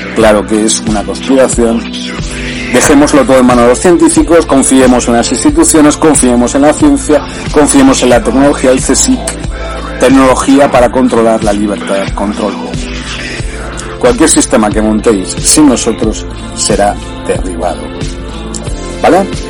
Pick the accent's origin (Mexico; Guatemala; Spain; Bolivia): Spain; Granada, Andalusia; desde que era pequeño, desde, desde que estaba en mi pueblo en Granada.